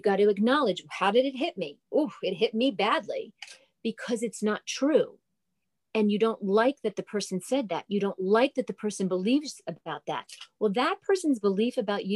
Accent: New Jersey, United States; I'm a girl from New Jersey. So an Italian girl from New Jersey.

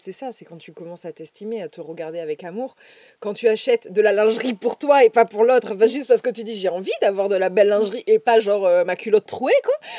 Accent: Dordogne, Nouvelle-Aquitaine, France; now in Toulouse, France; Là où j'ai grandi en Dordogne

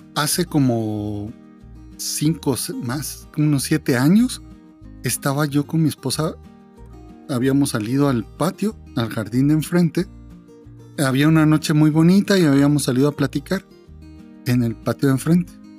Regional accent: Guatemala; somos guatemaltecos

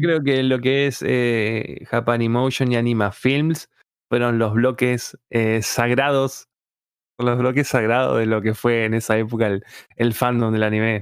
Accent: Paraná, Entre Ríos, Argentina; yo soy de provincia de Entre Ríos, o sea, en, en, Paraná

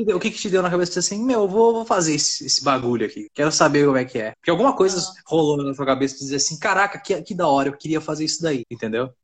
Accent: Santa Maria, Brazil; moved away; minha cidade de Santa Maria, uh, eh, Santa Maria pra ter minha cidade natal

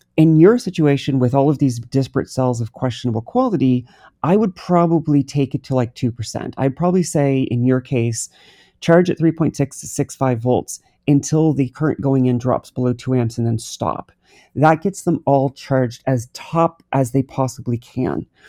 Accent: New Brunswick, Canada; I'm from New Brunswick, Canada. I grew up on the water.

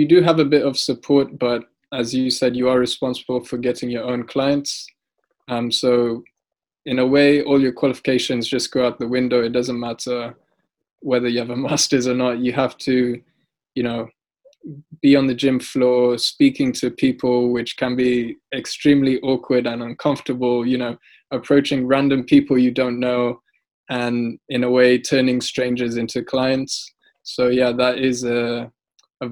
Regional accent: Uganda; moved away; also born or lived in Altrincham / London / Saudi Arabia; I grew up in Uganda, which is not exactly the richest country in the world

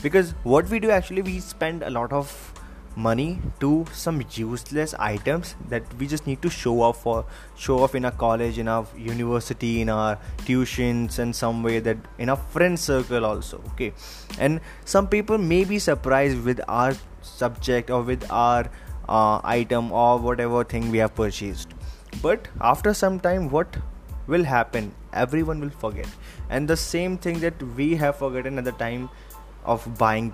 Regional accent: Delhi, India; I'm from Delhi

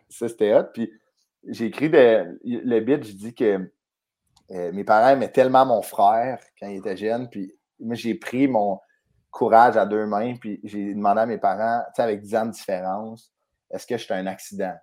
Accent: Sainte-Thérèse, Quebec, Canada; on a tous grandi à sainte on a joué au hockey à sainte mon frère m'a coaché à Sainte-Thérèse

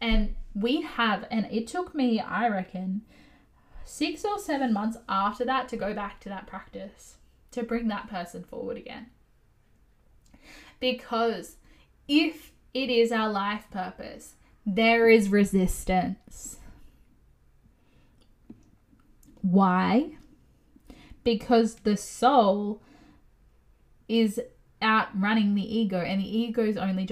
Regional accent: Australia; as an Aussie

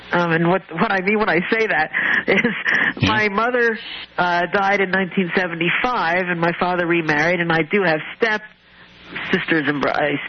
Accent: Philadelphia, Pennsylvania, United States; now in St. Louis, United States; I'm actually from Philadelphia, or the Philadelphia area of Pennsylvania. I was born in Philly.

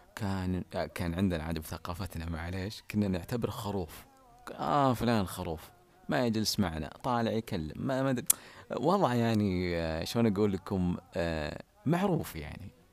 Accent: Ha'il, Ha'il Province, Saudi Arabia; تعليل عندنا بحايل نسميها تجاذب أطراف الحديث

